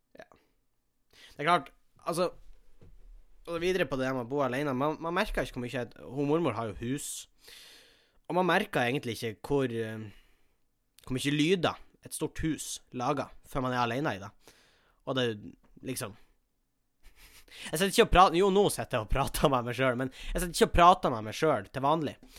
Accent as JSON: {"language": "Norwegian", "town": "Tjongsfjord", "region": "Nordland", "country": "Norway", "tie": "born or raised there", "moved": "yes", "said": "Hjemme i Tjongsfjord"}